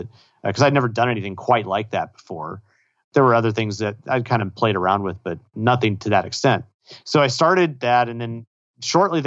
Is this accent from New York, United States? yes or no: no; Austin, Texas, United States; I grew up in Austin, moved away, and then moved back to Austin to go to grad school